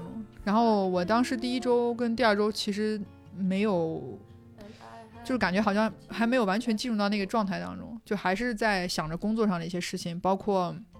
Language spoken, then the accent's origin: Chinese; China; moved away as an adult; now in Spain; 哪一些人是我们来自我们亲爱的祖国